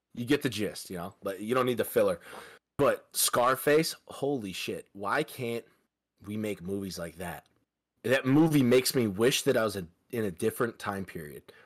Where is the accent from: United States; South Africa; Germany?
United States; Midwest; I'm from the Midwest